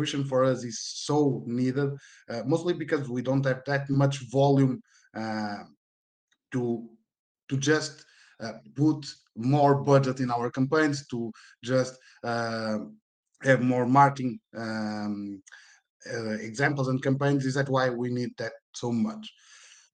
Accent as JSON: {"language": "English", "town": "Porto", "region": "Norte", "country": "Portugal", "said": "I'm from Portugal, in Porto."}